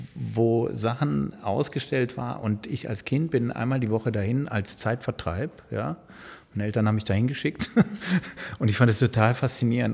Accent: Sankt Augustin, North Rhine-Westphalia, Germany; moved away; ich bin in der Nähe von Bonn groß geworden, in St. Augustin

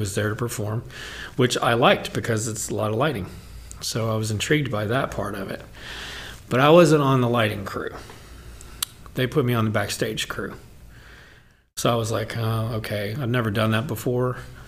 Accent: Louisville, Kentucky, United States; moved away; I'm from Louisville. I've never been to Actors Theater because when I was living there

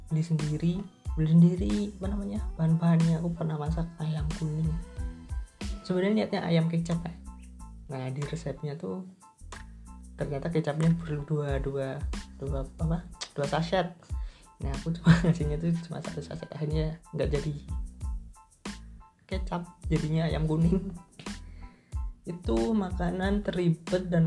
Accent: Tulungagung, East Java, Indonesia; waktu balik ke Tulungagung ke kota asalku itu disuruh buat stay dua minggu di kontrakan dulu

